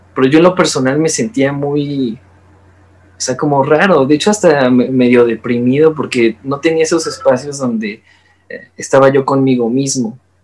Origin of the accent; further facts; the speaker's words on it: Mexico; como artista mexicano joven